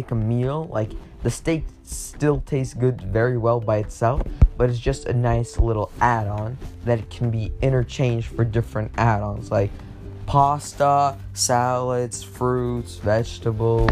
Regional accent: United States; now in Russia; I'm American

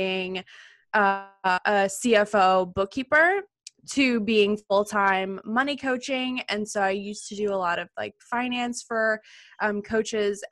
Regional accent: Alabama, United States; I grew up in Alabama

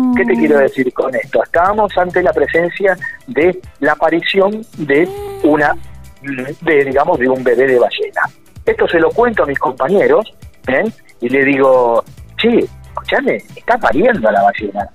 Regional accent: Puerto Pirámides, Chubut, Argentina; por mi pueblo, por Puerto Pirámides

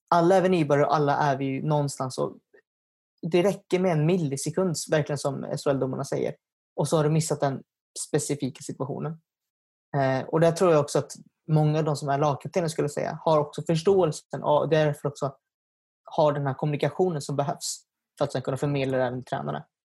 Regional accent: Nykvarn, Stockholm County, Sweden; first language Swedish; Jag är från Nykvarn, som ligger utanför Södertälje

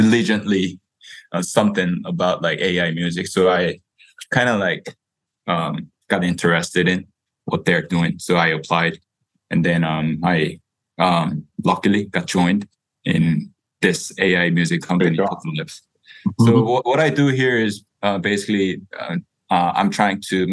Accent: South Korea; moved away as an adult; also born or lived in United States; I was born and raised in Korea the whole time. And then I went to the States for college.

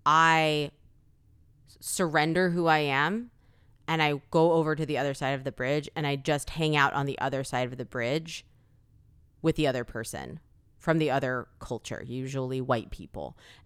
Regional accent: South Korea; born there; I have Korean parents or that I was born in Korea or that I speak Korean.

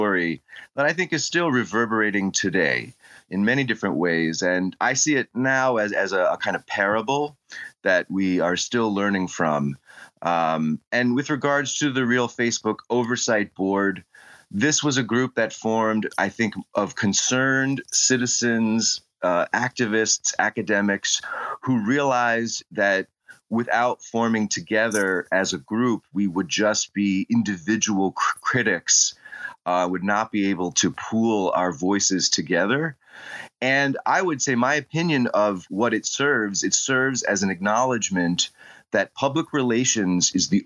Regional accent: United States; I'm perhaps well known for being the American who challenged Cambridge Analytica in UK law

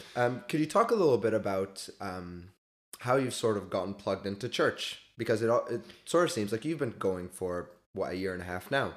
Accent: Toronto, Ontario, Canada; moved away as an adult; now in Belfast, United Kingdom; I'm from Toronto in Canada

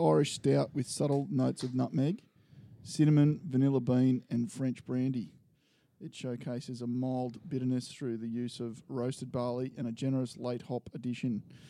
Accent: Sunshine Coast, Queensland, Australia; that's where I was born up there.

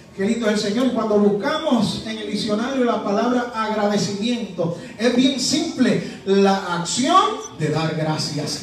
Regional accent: Puerto Rico; now in Georgia, United States; soy puertorriqueño

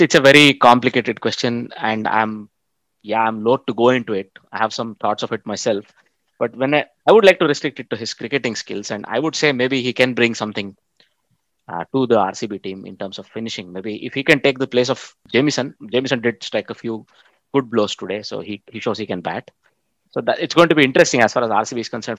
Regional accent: Bangalore, Karnataka, India; i come from Bangalore

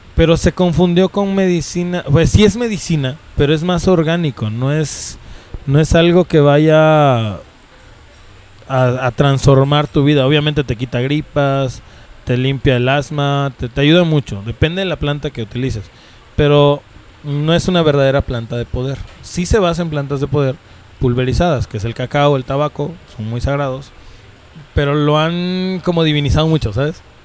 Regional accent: Mexico; si soy de México, soy mexica

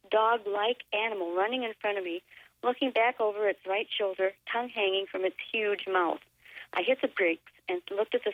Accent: David City, Nebraska, United States; As I began to drive up out of the Platte River Valley, 5 miles north of my hometown of David City, the car shut off

